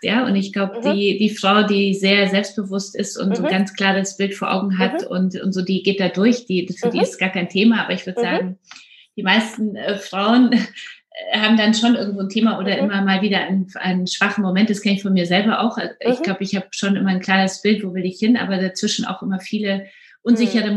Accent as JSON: {"language": "German", "country": "Poland", "moved": "yes", "lives_now": "Germany", "said": "ich komme ja aus Polen"}